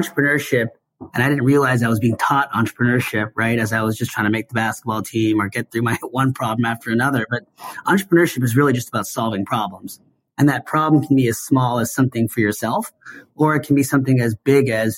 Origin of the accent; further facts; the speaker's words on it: Seattle, Washington, United States; I grew up in Seattle